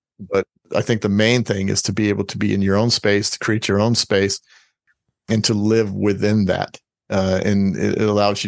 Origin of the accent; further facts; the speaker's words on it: Florida, United States; born there; also born or lived in Spain / Hawaii; I was born in Florida, went to Spain immediately. Well, went to Hawaii for about 6 months and then we went to Spain.